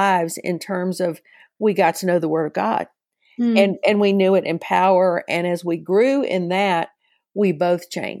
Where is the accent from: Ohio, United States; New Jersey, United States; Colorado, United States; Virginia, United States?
Virginia, United States; Arlington; moved away as an adult; now in Chattanooga, United States; I was raised in Arlington, Virginia.